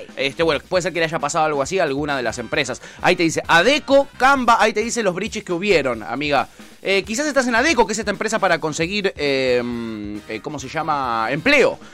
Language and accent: Spanish; Recoleta, Buenos Aires, Argentina; yo soy de Recoleta, ¿ok? Yo no soy de Palermo